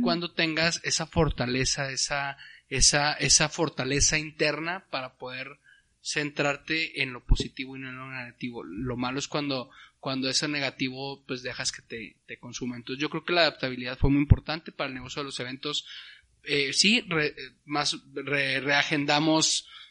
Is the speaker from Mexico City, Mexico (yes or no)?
no; Torreón, Coahuila, Mexico; acá en el norte y Torreón, que yo soy de Torreón